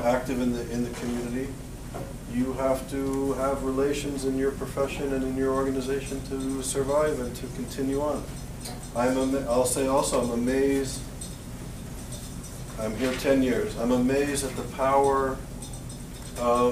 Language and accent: English; Canada; moved away; also born or lived in Europe / Israel; growing up in Canada and living in Europe and Israel